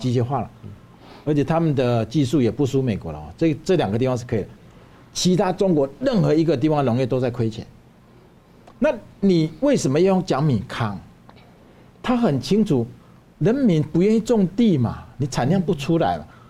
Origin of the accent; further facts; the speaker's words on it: Taiwan; 我们台湾人